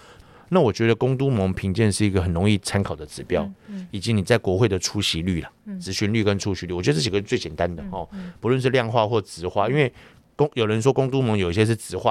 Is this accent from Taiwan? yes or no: yes; Taiwan; 我们台湾人民